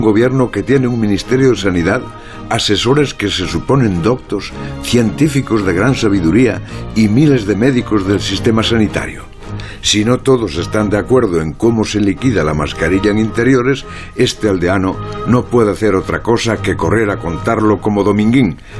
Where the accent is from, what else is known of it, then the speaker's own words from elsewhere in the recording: Lugo, Galicia, Spain; soy yo, aldeano de Lugo